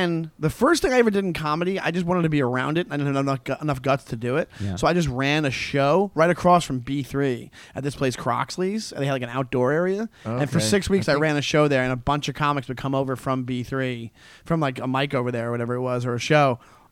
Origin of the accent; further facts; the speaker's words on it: Floral Park, New York, United States; I'm from like the border of Long Island and Queens. So I'm from Long Island, but like I'm from by where Belrose is, like at Floral Park